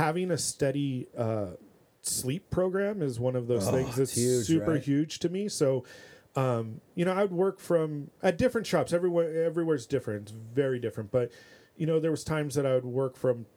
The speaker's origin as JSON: {"language": "English", "town": "Huntington Beach", "region": "California", "country": "United States", "tie": "born or raised there", "said": "I grew up in Huntington Beach"}